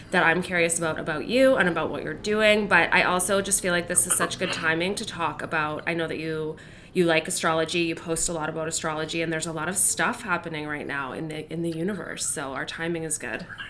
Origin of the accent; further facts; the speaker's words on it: Vancouver Island, British Columbia, Canada; I grew up on the island too